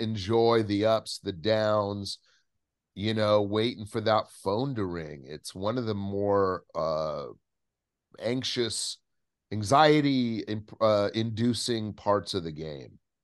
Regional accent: Southern California, United States; I grew up in Southern California

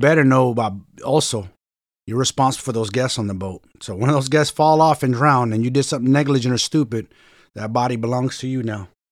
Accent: San Francisco, California, United States; I'm from Frisco, so San Francisco.

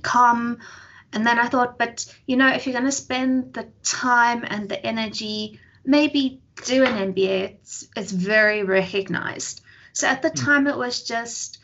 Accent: Johannesburg, Gauteng, South Africa; I was born in Joburg, actually, daughter of a single parent. I grew up in Joburg most of my life

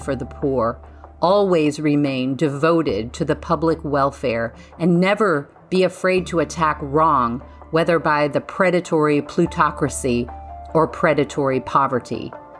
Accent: St. Louis, Missouri, United States; my fellow St. Louisan, Joseph Pulitzer.

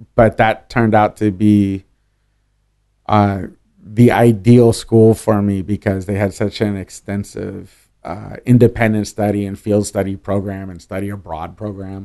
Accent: Oakland, California, United States; also born or lived in San Francisco / Berkeley; I'm a Bay Area kid. I, I was raised in Berkeley and Oakland

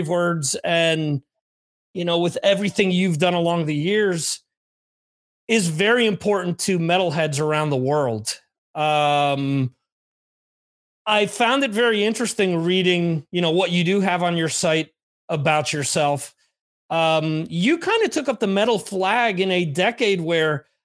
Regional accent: New Jersey, United States; I was from New Jersey

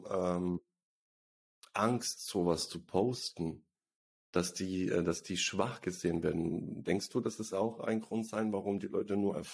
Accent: Bosnia & Herzegovina; Also ich komme übrigens aus Bosnien, die, die es nicht wissen.

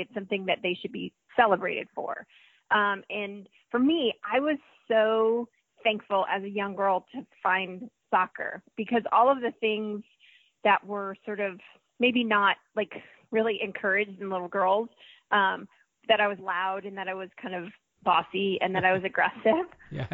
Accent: New Jersey, United States; moved away as an adult; also born or lived in North Carolina; now in Atlanta, United States; I grew up in New Jersey

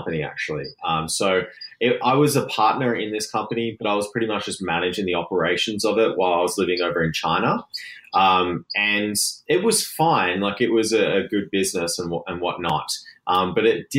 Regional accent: Gold Coast, Queensland, Australia; now in Vancouver, Canada; I'm from the Gold Coast in Australia, which is right near Brisbane

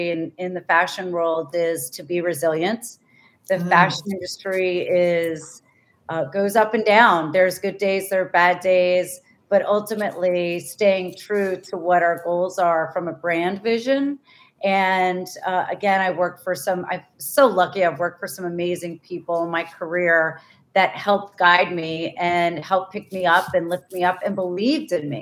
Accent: Northern Virginia, United States; I grew up in Northern Virginia, right outside of DC.

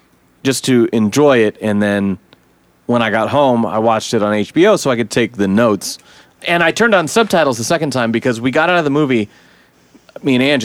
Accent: Eugene, Oregon, United States; I was raised in Eugene.

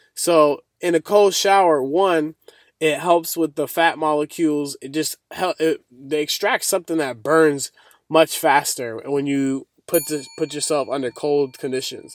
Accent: Boston, Massachusetts, United States; I'm from Boston, And that's really cold where I'm from

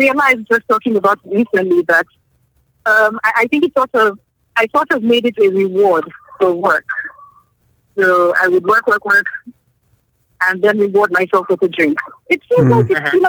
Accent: Nigeria; I'm from Nigeria.

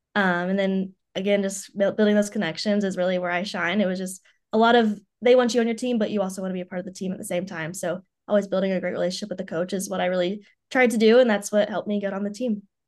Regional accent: Knoxville, Tennessee, United States; moved away as an adult; now in Columbus, United States; I'm originally from Knoxville, Tennessee, where I grew up since I was, I haven't moved once.

